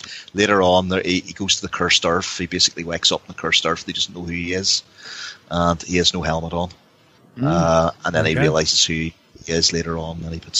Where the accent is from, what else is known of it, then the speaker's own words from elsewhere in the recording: Ballymena, Northern Ireland, United Kingdom; He comes from my hometown.